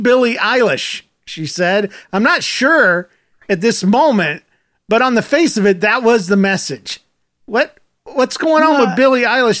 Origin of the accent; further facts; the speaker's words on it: Gainesville, Florida, United States; born there; Yes, Gainesville.